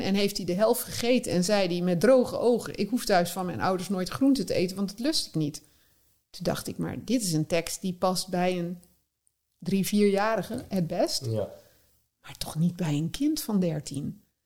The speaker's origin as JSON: {"language": "Dutch", "region": "North Brabant", "country": "Netherlands", "tie": "born or raised there", "moved": "yes", "said": "ik kwam uit Brabant"}